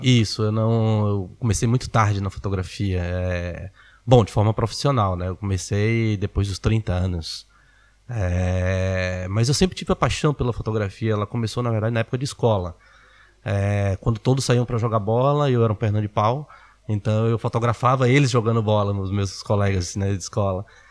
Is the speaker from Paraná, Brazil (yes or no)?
no; Salvador, Bahia, Brazil; em Salvador, na Bahia, é, onde eu cresci.